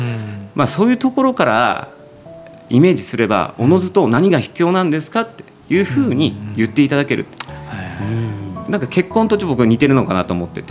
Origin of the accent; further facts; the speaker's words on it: Tsuchiura, Ibaraki, Japan; 僕が出身の土浦